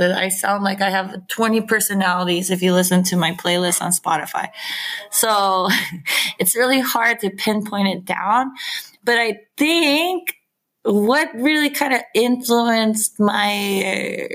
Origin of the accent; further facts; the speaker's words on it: San Diego, California, United States; moved away as an adult; also born or lived in Garberville, California; now in Safed, Israel; we're from San Diego, California, which borders Mexico